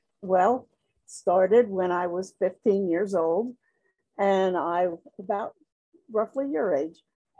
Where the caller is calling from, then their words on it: Trappe, Pennsylvania, United States; I am calling from Trapp, Pennsylvania, which is about 25 miles northwest of Philadelphia.